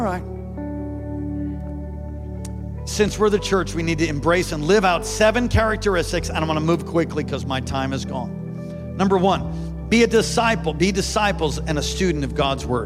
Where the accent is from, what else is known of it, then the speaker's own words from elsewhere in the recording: New York, United States; moved away; I'm from New York originally.